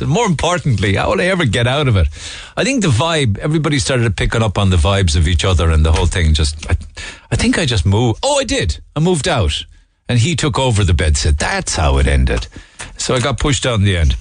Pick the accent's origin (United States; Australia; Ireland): Ireland; we as Irish people